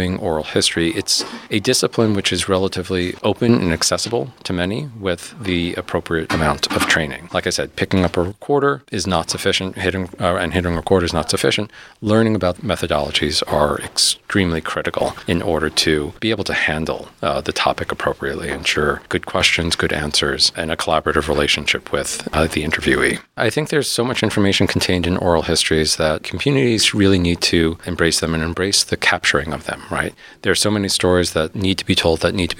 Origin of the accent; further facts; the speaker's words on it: New York City, New York, United States; also born or lived in Ithaca, New York; now in Philadelphia, United States; I'm originally from New York City